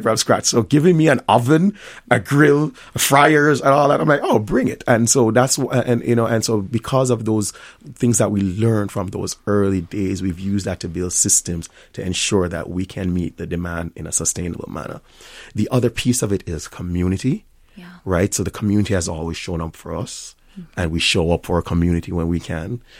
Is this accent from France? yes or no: no; Jamaica; accent: Jamaican; moved away as an adult; also born or lived in Tampa, Florida / Miami, Florida / Washington, D.C.; now in Minnesota, United States; didn't know that I was Jamaican a lot of times until later in life. And so now I'm in the Jamaican space, my accent is much thicker